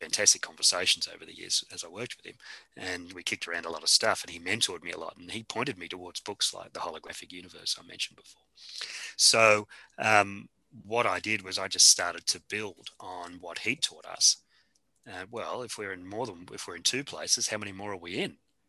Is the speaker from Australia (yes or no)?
yes; Australia; accent: Australian; You know, we're speaking English at the moment, maybe Aussie English a little.